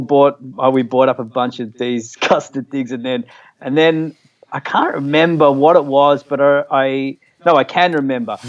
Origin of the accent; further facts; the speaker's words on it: Frankston, Victoria, Australia; also born or lived in Caulfield; I grew up in Frankston